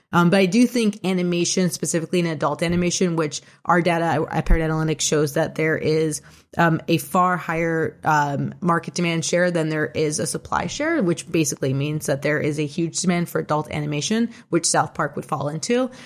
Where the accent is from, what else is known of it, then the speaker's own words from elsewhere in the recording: Toronto, Ontario, Canada; I was born and raised in Toronto.